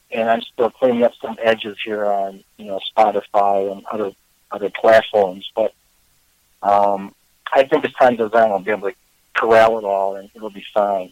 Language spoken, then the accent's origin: English; Chicago, Illinois, United States; moved away as an adult; also born or lived in Oregon / Vermont; I was born in Chicago. Um, lived here for most of my life